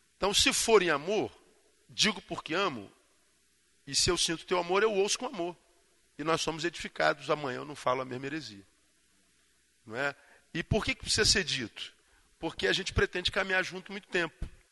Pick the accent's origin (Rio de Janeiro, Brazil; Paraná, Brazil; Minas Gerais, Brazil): Rio de Janeiro, Brazil; Eu sou carioca, estou acostumado com, com, com calor